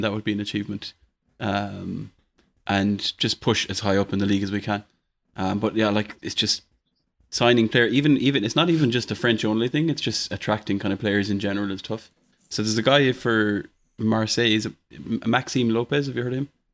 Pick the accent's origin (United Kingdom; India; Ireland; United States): Ireland